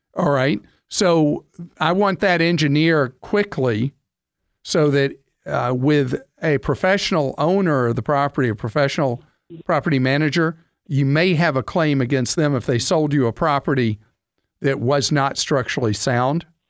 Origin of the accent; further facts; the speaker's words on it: United States; as an American